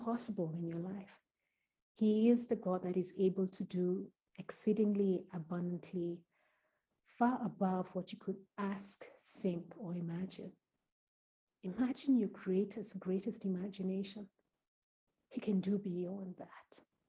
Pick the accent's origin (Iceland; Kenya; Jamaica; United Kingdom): Kenya; Kenya being my home country